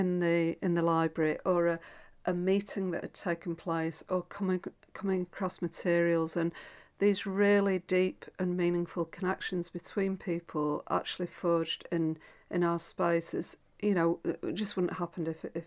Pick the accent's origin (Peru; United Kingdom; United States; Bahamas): United Kingdom; Doncaster, Yorkshire and the Humber; now in Glasgow, United Kingdom; I grew up in Doncaster, and my teenage years were sort of really spent during the white heat of Thatcherism.